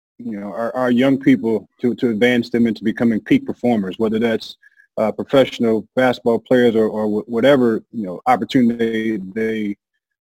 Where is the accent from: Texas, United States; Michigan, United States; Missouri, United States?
Missouri, United States; St. Louis; I'm from St. Louis